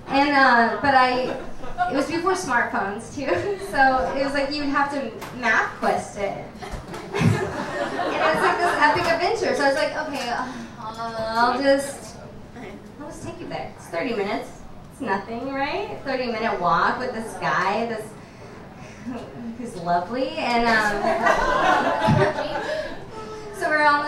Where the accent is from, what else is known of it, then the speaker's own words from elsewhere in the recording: Nebraska, United States; moved away; I'm from Nebraska